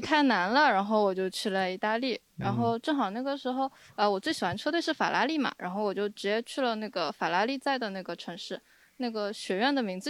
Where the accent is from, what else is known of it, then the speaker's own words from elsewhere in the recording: Shanghai, China; 然后高中的时候，呃，我是上海人，所以就选六选一，就选了物理。